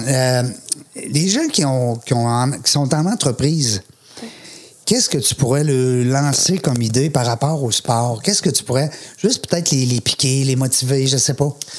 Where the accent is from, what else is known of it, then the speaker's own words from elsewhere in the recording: Quebec City, Quebec, Canada; je viens de Québec, hein, c'est ma région.